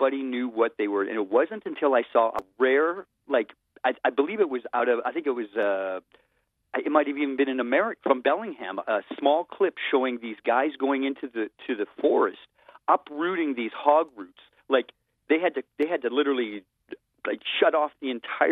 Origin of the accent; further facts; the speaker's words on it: Richmond, British Columbia, Canada; I grew up in Richmond, right, which is a very fertile area